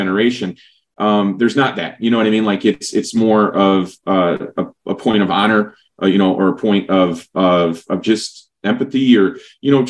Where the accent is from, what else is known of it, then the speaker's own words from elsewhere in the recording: Berwyn, Illinois, United States; now in San Antonio, United States; my hometown, you know, Berwyn, but now, you know, we'll call it Chicago